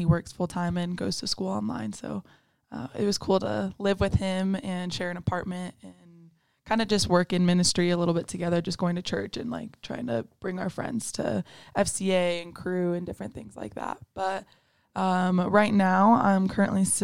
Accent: Erie, Colorado, United States; also born or lived in California; now in Pueblo, United States; I'm a senior from Erie, Colorado. I was born in California, but I moved to Colorado when I was pretty young. So I grew up here

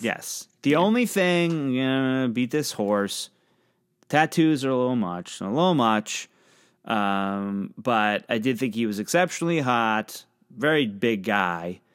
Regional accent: Pennsylvania, United States; I'm from Pennsylvania, right on the border of Ohio

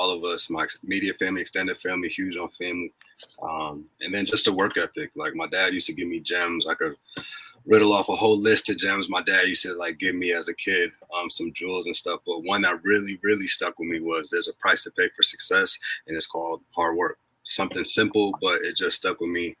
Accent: Norwalk, Connecticut, United States; I grew up in, born and raised in Norwalk, Connecticut.

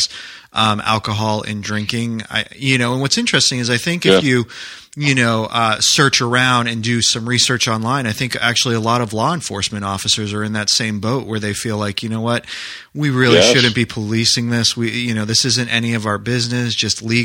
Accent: New Hampshire, United States; moved away; I grew up in New Hampshire, so I grew up skiing and sledding

